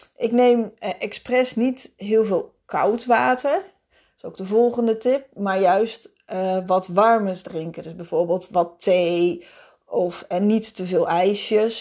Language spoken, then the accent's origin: Dutch; Netherlands; als Nederlanders